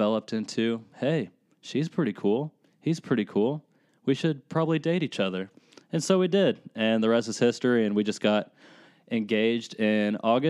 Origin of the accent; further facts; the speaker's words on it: Lexington, Kentucky, United States; I grew up in Lexington. I lived in Lexington my whole life